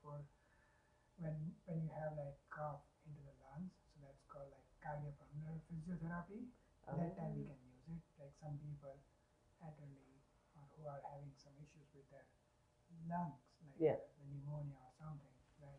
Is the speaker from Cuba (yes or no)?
no; Ahmedabad, Gujarat, India; moved away as an adult; now in Canada; I'm from Gujarat, Ahmedabad. Ahmedabad is a city and Gujarat is a province.